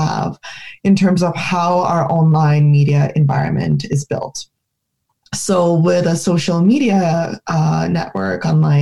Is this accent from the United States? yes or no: no; Ukraine; we saw it in Ukraine, my home country